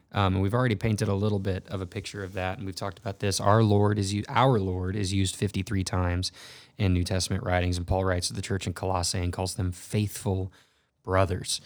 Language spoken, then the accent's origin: English; North Texas, United States; now in Missouri, United States; I grew up in North Texas